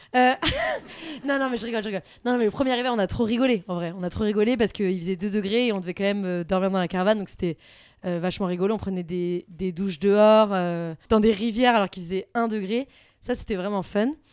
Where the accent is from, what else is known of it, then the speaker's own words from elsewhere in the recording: France; accent: French accent and Southern US accent when speaking English; also born or lived in United States; Un accent français